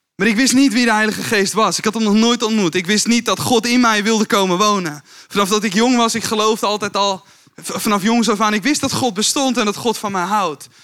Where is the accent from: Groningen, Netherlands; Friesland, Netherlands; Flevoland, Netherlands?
Flevoland, Netherlands; Kuinre, in the Kuinder area; first language Dutch; moved away as an adult; also born or lived in Emmeloord, Netherlands; now in Veenendaal, Netherlands; Geboren in Emmeloord. Getogen in Kuinderen in de Kunder